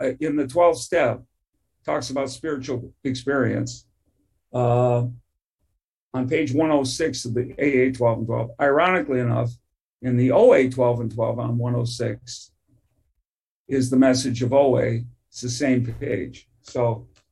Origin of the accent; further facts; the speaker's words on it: Detroit, Michigan, United States; I grew up in Detroit, Michigan.